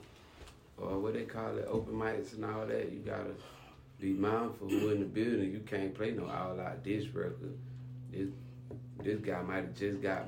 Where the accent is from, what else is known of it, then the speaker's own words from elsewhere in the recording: Quincy, Florida, United States; moved away as an adult; also born or lived in Tallahassee, Florida; now in Miami, United States; I was from Quincy, Tallahassee, like 20 miles away